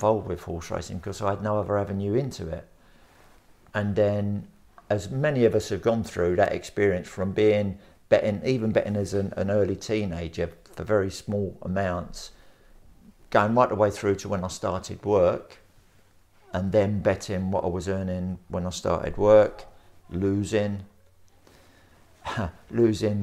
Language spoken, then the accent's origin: English; London, United Kingdom; I was born in Bermondsey, South London